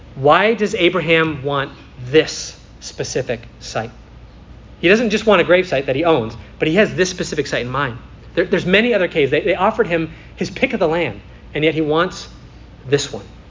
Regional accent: United States; I am a resident of America

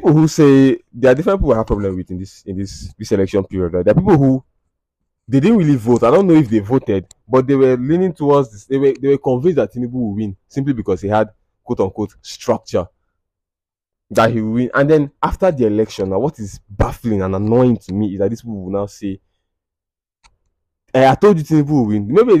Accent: Nigeria; I'm from Nigeria

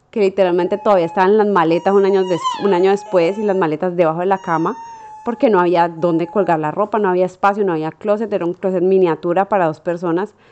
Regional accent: Colombia; uno como colombiano tiene una barraquera y una capacidad de hacer lo que, lo que uno se propone

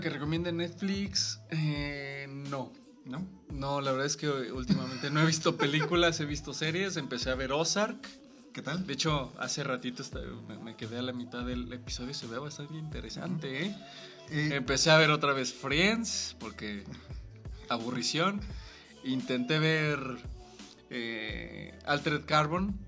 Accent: Guanajuato, Mexico; somos de Guanajuato

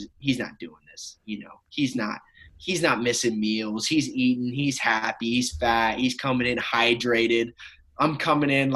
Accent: Oregon, United States; growing up in Oregon

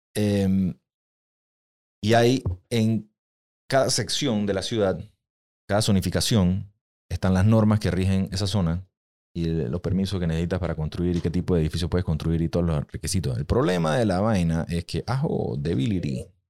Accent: Panama; los panameños somos el ser más egoísta que existe

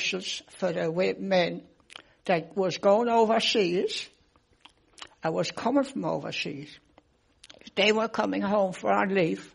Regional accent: Pouch Cove, Newfoundland and Labrador, Canada; from Pooch Cove, raised down along the shore, but I'm living up the cove now

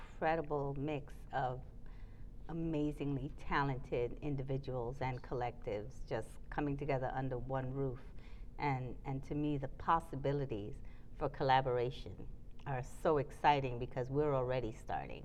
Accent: Trinidad & Tobago; also born or lived in New York, United States; now in Charlotte, United States; I'm from Trinidad, it, the island of the rum punch

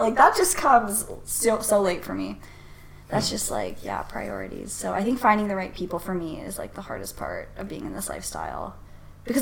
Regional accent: Toronto, Ontario, Canada; born and raised in Toronto my whole life

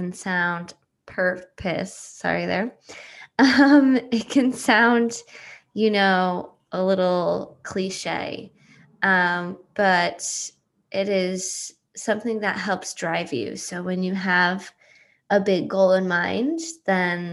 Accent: Coventry, Connecticut, United States; I grew up in Coventry, Connecticut, a small cow town

